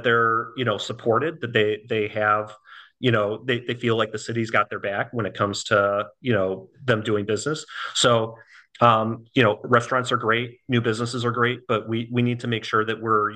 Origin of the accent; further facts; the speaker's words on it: Buffalo Grove, Illinois, United States; moved away as an adult; now in Florida, United States; I'm born and raised in the Chicago area. I'm from Buffalo Grove